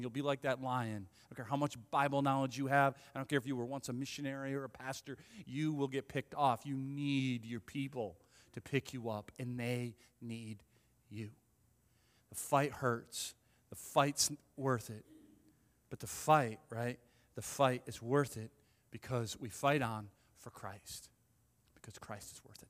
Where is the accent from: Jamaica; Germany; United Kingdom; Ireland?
Ireland; I'm Irish